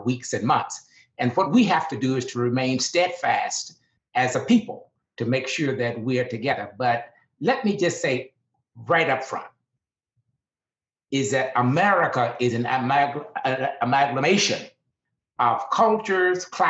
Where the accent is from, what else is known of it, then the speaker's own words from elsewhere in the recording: Deep South, United States; I grew up in the Deep South at the height of segregation